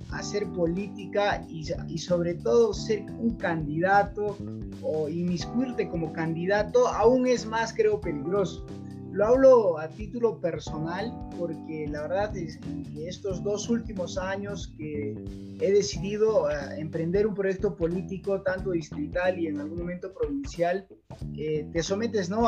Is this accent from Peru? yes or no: yes; Cusco, Peru; yo en el Cusco, yo soy cusqueño